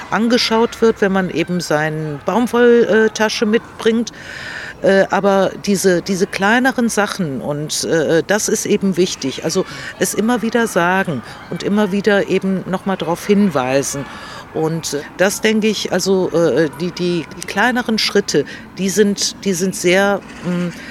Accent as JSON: {"language": "German", "country": "Greece", "said": "Ich komme ja aus Griechenland"}